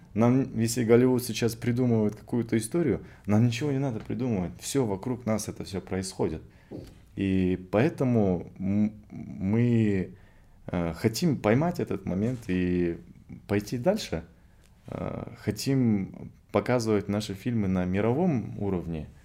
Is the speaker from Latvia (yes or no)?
no; Kazakhstan; я из Казахстана